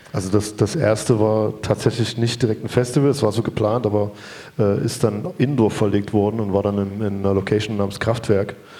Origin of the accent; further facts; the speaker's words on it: Chemnitz, Saxony, Germany; als Chemnitzer